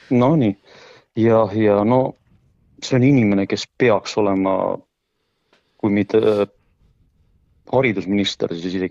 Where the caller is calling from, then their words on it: Pärnu-Jaagupi, Pärnu County, Estonia; Pärnu Jaagupist.